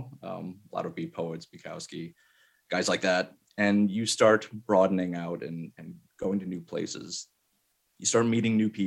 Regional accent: Albany, New York, United States; moved away as an adult; also born or lived in San Antonio, Texas; rediscovering Albany and realizing I really didn't know it as well as I thought I did. And so you start discovering little things. You start going places you've never been in your own hometown

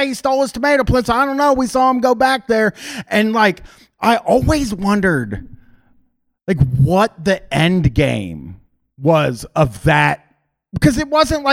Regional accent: Groveport, Ohio, United States; where I grew up in Groveport, Ohio

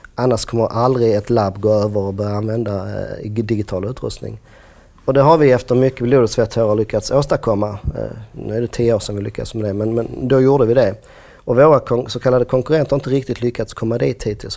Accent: Skåne, Sweden; Jag är från Skåne, så Malmö var liksom en värld och Lund var en annan värld

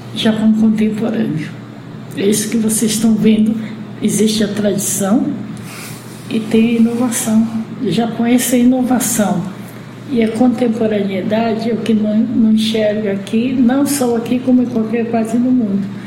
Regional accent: Brazil; sou filho de japonês, sou brasileiro

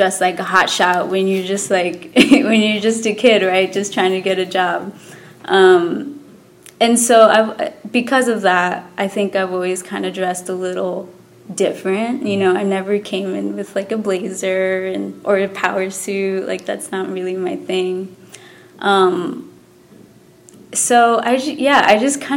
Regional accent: Texas, United States; moved away as an adult; also born or lived in New York City, United States; now in California, United States; I am from Texas, so I'd been there all my life. I've never moved out of Texas.

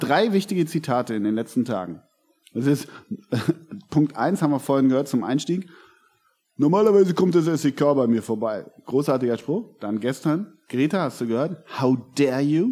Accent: Hamburg, Germany; als Hamburger oder Norddeutscher, wie wir ja sind

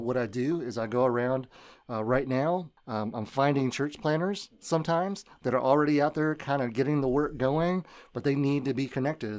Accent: Memphis, Tennessee, United States; I grew up in Memphis

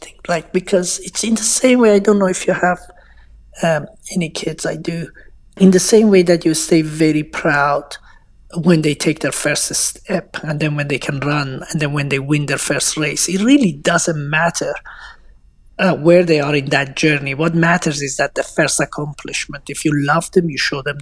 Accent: Iran; moved away; I came from Iran

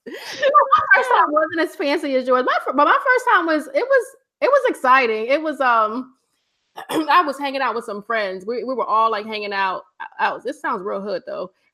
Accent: Virginia, United States; moved away; I'm from Virginia, from the 757 area

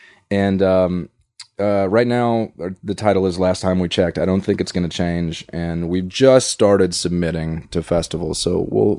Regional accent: the South, United States; Yeah, growing up in the South, by and large, and I went to public school

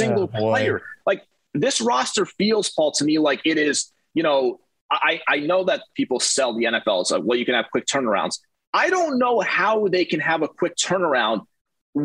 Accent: Northeast, United States; now in Florida, United States; I'm from the Northeast

